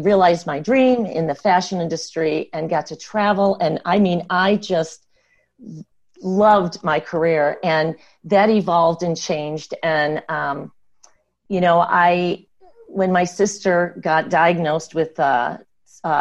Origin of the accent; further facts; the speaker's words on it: the Midwest, Michigan, United States; moved away as an adult; now in California, United States; I grew up in the Midwest